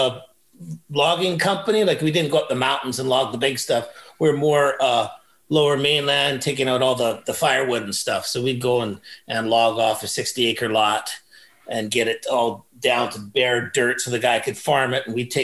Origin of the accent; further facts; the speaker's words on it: Burnaby, British Columbia, Canada; now in Langley, Canada; I was born in Burnaby